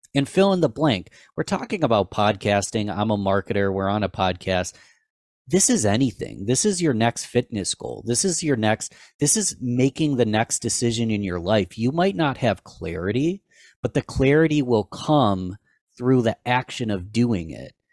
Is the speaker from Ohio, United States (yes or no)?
no; Rochester, New York, United States; I am from Rochester, New York